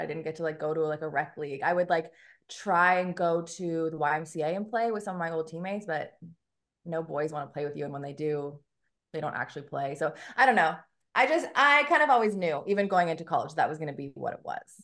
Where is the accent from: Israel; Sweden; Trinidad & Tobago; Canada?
Canada; moved away as an adult; now in Memphis, United States; I'm Canadian